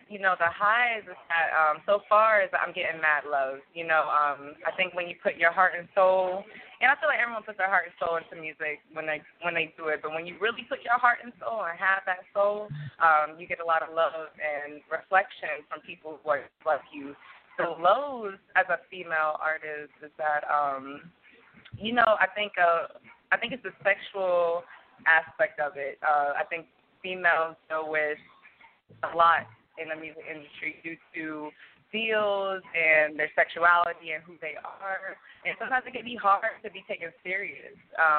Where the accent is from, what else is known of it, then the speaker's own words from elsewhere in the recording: Maryland, United States; also born or lived in Virginia / West Virginia / Nashville; now in Atlanta, United States; But I'm from North Maryland, Virginia, West Virginia, born in Nashville